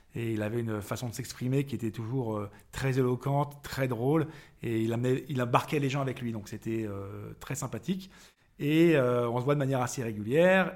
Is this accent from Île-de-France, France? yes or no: yes; Paris, Île-de-France, France; born or raised there; also born or lived in Vannes, Morbihan, Brittany